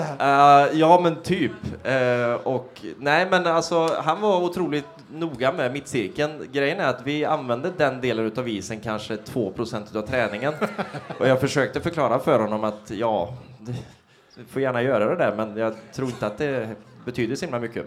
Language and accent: Swedish; Trollhättan, Västra Götaland, Sweden; jag är från Trollhättan från första början